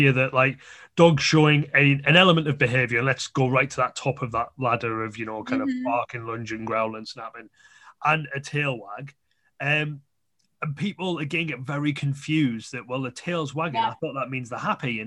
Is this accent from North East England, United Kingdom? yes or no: yes; the North East, North East England, United Kingdom; I'm from the North East